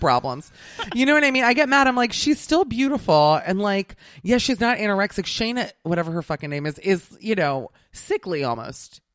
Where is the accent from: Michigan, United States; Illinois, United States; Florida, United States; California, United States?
Florida, United States; Miami; I'm from Miami